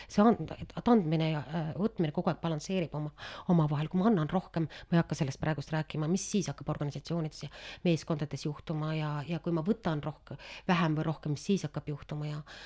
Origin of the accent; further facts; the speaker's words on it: Estonia; me oleme ka eestlased